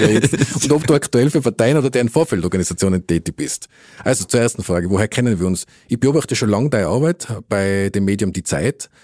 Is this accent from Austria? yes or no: yes; Innsbruck, Tyrol, Austria; wir sind ja beide Innsbrucker Gebürtige